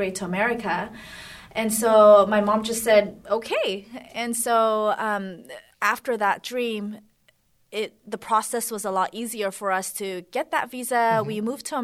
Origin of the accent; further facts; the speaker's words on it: United States; also born or lived in South Korea; we immigrated to the States